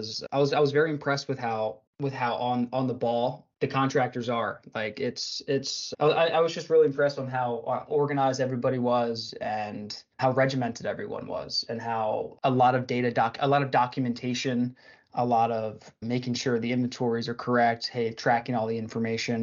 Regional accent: Philadelphia, Pennsylvania, United States; I grew up in the Philadelphia area

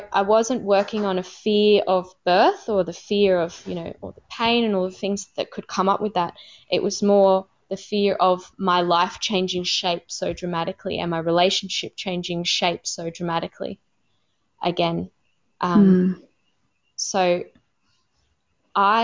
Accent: Australia; first language English; moved away as an adult; also born or lived in Cambodia; being an Australian woman who spoke English as a first language

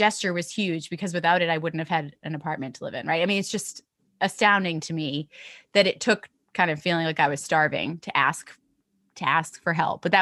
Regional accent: United States; also born or lived in London; now in New York, United States; I have a US passport, right? Like I'm American

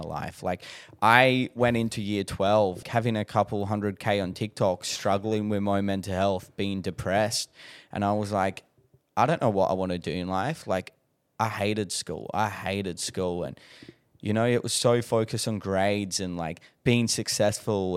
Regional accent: Adelaide, South Australia, Australia; moved away; I'm originally from Adelaide

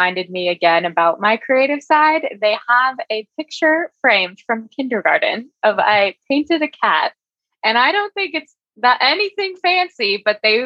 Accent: San Mateo, California, United States; I actually grew up in San Mateo, but down the peninsula more is where I went to high school in Mountain View

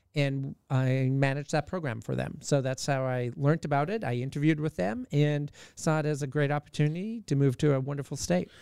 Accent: Southern Alberta, Canada; moved away as an adult; now in Alaska, United States; born and raised in Canada, but I've been in Alaska

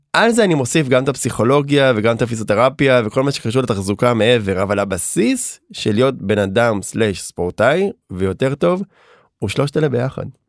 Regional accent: Herzliya, Tel Aviv District, Israel; גדלתי ברצליה

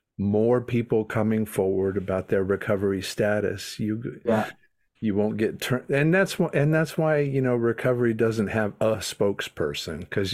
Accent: North Carolina, United States; also born or lived in Huntington Beach; I'm here in Raleigh, North Carolina. Raised in North Carolina, living here in Raleigh now.

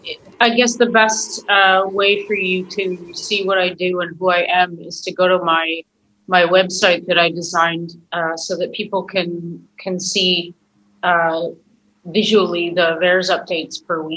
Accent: Canada; moved away as an adult; now in Israel; I'm a Canadian, but I'm living in Israel

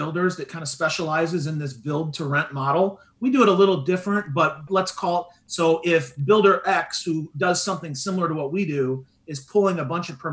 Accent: Midwest, United States; now in Southwest Florida, United States; where I grew up in the Midwest

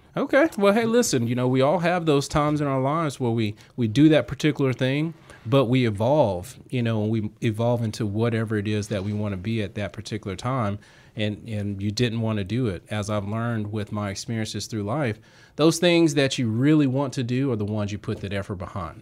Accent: Southwest Georgia, United States; I'm down from, you know, Southwest Georgia

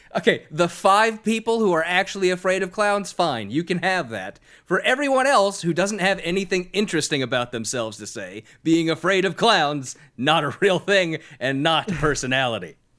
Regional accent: Sacramento, California, United States; my hometown of Sacramento

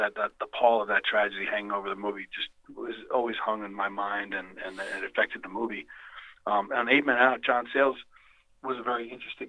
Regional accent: Long Island, New York, United States; I grew up in Long Island

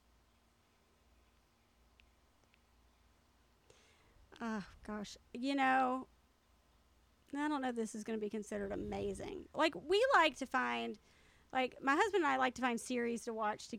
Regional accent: Stone Mountain, Georgia, United States; I grew up in Stone Mountain

